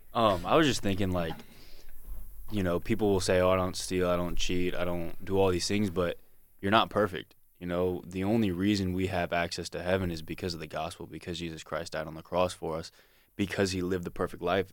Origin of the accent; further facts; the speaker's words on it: Fredericksburg, Virginia, United States; I'm from Fredericksburg, Virginia